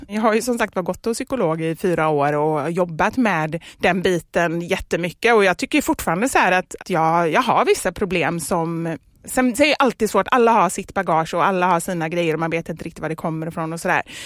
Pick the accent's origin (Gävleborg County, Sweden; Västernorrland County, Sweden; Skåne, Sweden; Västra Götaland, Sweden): Västra Götaland, Sweden; Gothenburg; vi har i Kortedala, där jag kommer ifrån, mm. låg Skogaholmsfabriken